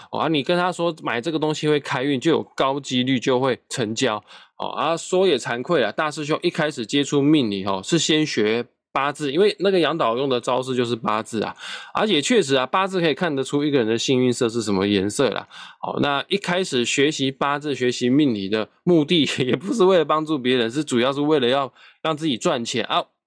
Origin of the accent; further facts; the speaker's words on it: Kaohsiung, Taiwan; 我身为高雄人